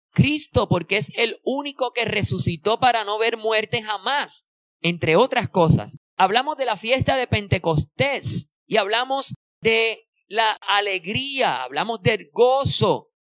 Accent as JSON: {"language": "Spanish", "country": "Puerto Rico", "said": "nosotros que somos boricua"}